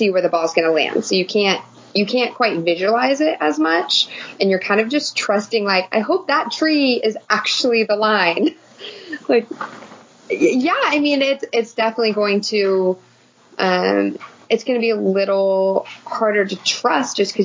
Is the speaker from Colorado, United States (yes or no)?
no; Reno, Nevada, United States; I'm from Reno